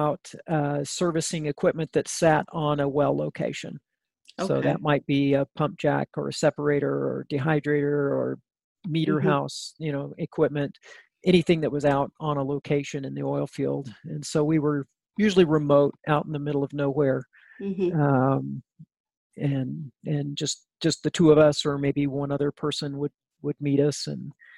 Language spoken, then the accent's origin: English; northern New Mexico, United States; I grew up in a small town in northern New Mexico